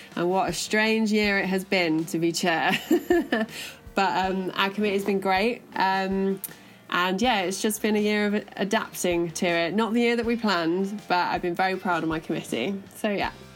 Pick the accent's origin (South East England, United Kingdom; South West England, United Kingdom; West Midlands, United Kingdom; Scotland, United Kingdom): West Midlands, United Kingdom; Birmingham; moved away as an adult; now in London, United Kingdom; I am actually from Birmingham